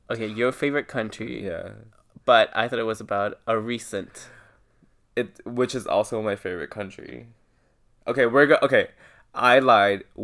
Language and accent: English; Thailand; so, if you don't know me personally, I grew up in Thailand. My parents went on a mission. They were Christian missionaries.